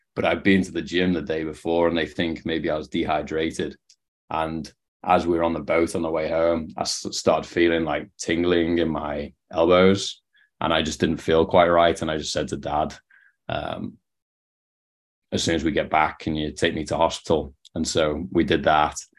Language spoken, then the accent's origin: English; Liverpool, North West England, United Kingdom; moved away as an adult; also born or lived in Canada; now in San Diego, United States; you can probably tell from the accent, not from San Diego, where I'm based now um, from Liverpool, England, or just outside it